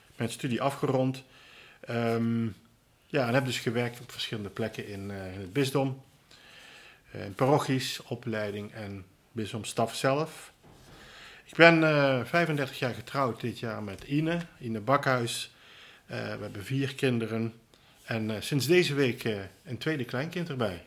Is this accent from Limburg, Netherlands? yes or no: yes; Roermond, Limburg, Netherlands; also born or lived in Tilburg; Ik ben van origine Limburger, geboren in Roermond in 1957.